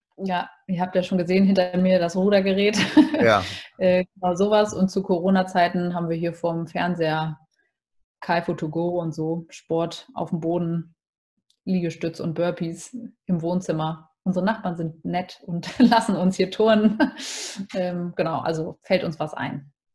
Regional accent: Hamburg, Germany; Ich bin ja Hamburger Dern durch und durch

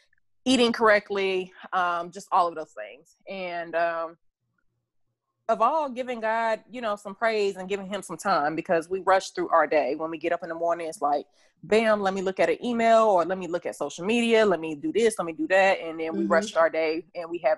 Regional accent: Fayetteville, North Carolina, United States; I am from Fayetteville, North Carolina

